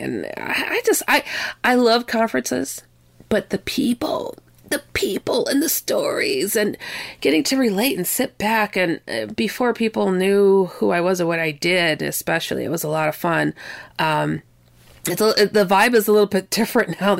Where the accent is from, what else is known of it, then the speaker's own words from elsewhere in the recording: Wisconsin, United States; also born or lived in California; where I was raised, though I'm from California. I was raised mostly in Wisconsin